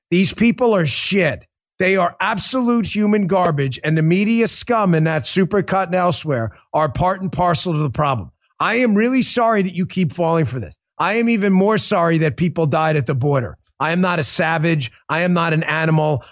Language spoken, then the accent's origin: English; New York, United States; born or raised there